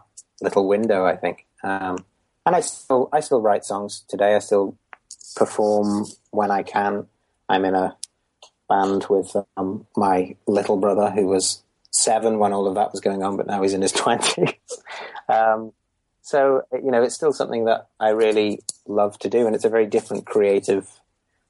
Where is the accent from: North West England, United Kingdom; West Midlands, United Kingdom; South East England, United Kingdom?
North West England, United Kingdom; Merseyside; I grew up in Merseyside, not Liverpool itself, but sort of on the fringes of Liverpool.